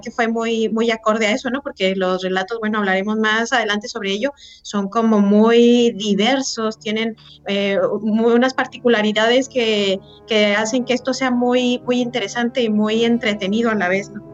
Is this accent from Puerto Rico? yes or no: no; Mexico; nosotros como mexicanos